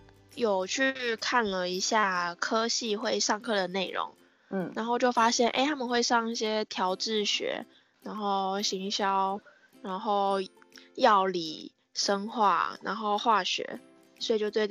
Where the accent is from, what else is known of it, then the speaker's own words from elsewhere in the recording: Taipei, Taiwan; also born or lived in Kaohsiung; 我是台北人，那我大学是念高雄医学大学香妆品学系。